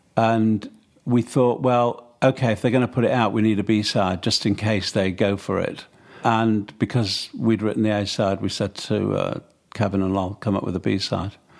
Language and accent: English; Manchester, North West England, United Kingdom; growing up in Manchester, sort of during my early teens